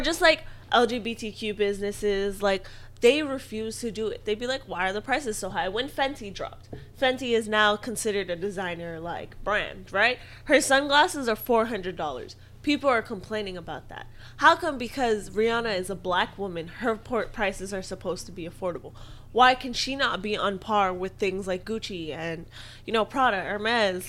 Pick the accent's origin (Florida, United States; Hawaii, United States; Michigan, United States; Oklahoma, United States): Hawaii, United States; I'm Hawaiian